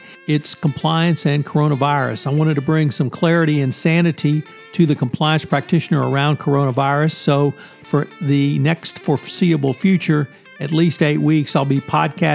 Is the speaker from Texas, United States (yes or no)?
yes; Texas, United States; From the great state of Texas, my home state